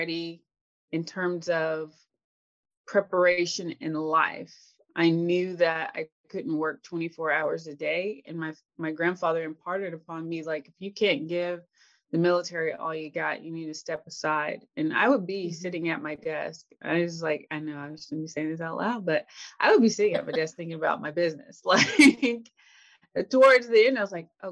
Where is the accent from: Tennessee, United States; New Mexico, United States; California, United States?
Tennessee, United States; I grew up in Tennessee, and I actually lived with my grandparents and my mom first.